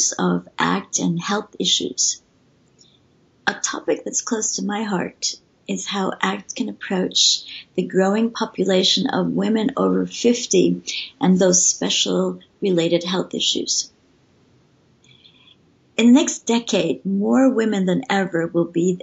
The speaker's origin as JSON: {"language": "English", "region": "Vermont", "country": "United States", "moved": "yes", "lives_now": "Sweden", "said": "I'm from Vermont, so okay. I'm used to the snow and cold"}